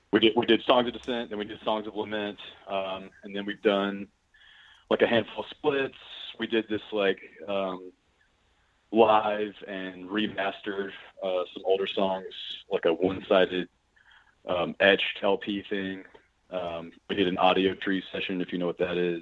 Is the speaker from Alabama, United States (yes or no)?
yes; Birmingham, Alabama, United States; also born or lived in Montgomery, Alabama / Nashville, Tennessee; I was born in Montgomery, Alabama, then moved here as a kid, Birmingham. Grew up here